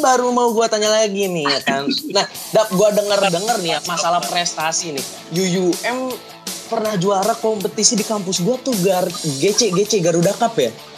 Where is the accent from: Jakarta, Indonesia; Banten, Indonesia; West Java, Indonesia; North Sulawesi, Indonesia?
West Java, Indonesia; Bogor; di kota gue di Bogor